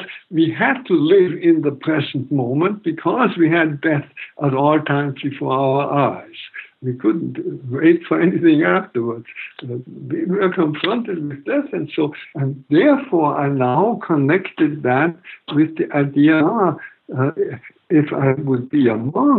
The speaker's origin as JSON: {"language": "English", "country": "Germany", "tie": "born or raised there", "moved": "yes", "said": "I grew up in Nazi Germany all my teens"}